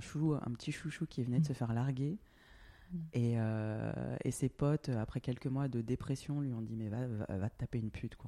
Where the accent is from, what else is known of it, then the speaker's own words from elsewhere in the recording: France; moved away as an adult; also born or lived in Australia; now in Berlin, Germany; je suis français, j'ai grandi en France, d'origine euh, Guadeloupe et Réunion.